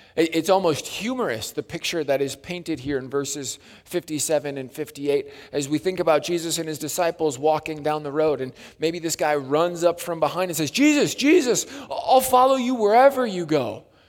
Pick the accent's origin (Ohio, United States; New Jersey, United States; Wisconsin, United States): Wisconsin, United States; growing up in Wisconsin, it was Lake Lundgren Bible Camp